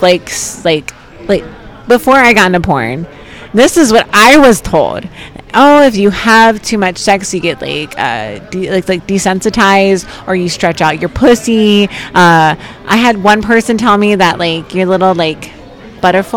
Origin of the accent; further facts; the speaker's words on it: New Jersey, United States; I'm from South Jersey